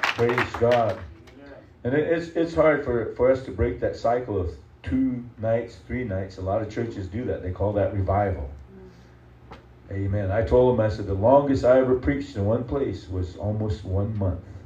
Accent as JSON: {"language": "English", "region": "South Dakota", "country": "United States"}